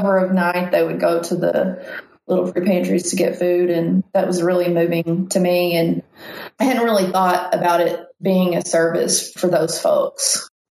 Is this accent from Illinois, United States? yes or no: no; Weiner, Arkansas, United States; I grew up in Wiener, Arkansas, and it's a town of like 600 people